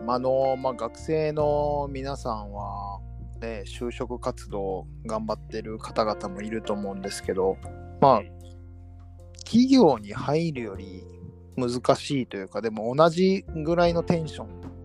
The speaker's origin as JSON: {"language": "Japanese", "town": "Kobe", "region": "Hyogo", "country": "Japan", "tie": "born or raised there", "said": "僕が生まれ育った町"}